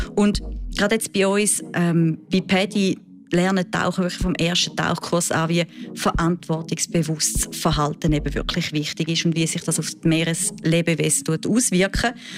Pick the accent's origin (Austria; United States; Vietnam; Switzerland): Switzerland; bei uns in der Schweiz